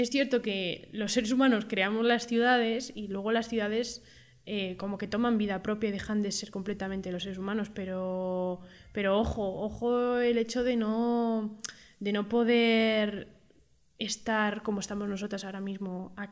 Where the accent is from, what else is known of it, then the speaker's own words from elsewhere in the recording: Madrid, Community of Madrid, Spain; aquí las dos somos madrileñas.